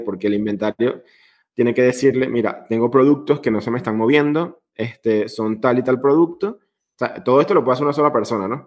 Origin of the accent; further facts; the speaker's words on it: Venezuela; now in Italy; yo soy venezolano